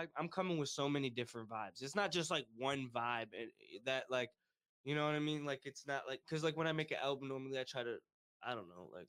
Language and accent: English; Monroe, Michigan, United States; Monroe's my hometown